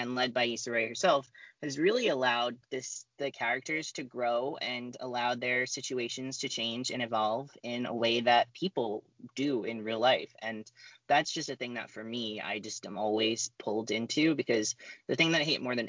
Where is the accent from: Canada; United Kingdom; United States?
United States; New Jersey; I'm a white boy from Jersey